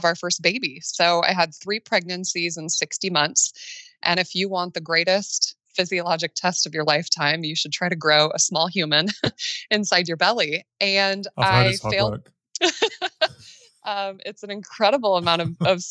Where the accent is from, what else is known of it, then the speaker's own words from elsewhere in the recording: Midwest, United States; I live in Nebraska, right in the middle of the United States, born and raised in the Midwest.